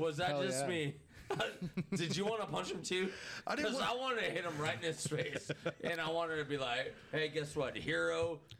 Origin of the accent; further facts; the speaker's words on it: United States; I'm American.